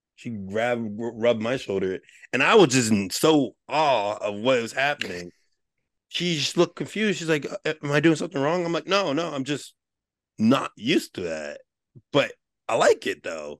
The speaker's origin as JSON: {"language": "English", "area": "Westchester", "region": "New York", "country": "United States", "tie": "born or raised there", "said": "I grew up in Westchester, I grew up in the suburbs"}